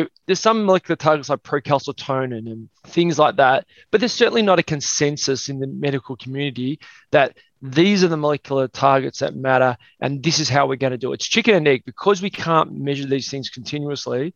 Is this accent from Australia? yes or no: yes; Melbourne, Victoria, Australia; I was born in Melbourne, Australia.